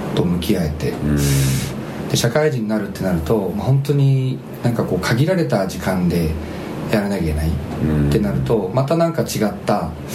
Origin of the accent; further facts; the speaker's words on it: Shizuoka, Japan; moved away; 地元が静岡だったから